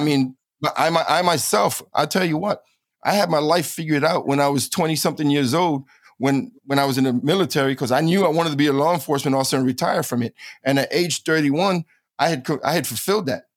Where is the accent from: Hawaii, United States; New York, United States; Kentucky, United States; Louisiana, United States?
New York, United States; New York City; moved away as an adult; also born or lived in Florida / Eagle Pass, Texas; now in San Antonio, United States; I grew up in New York City.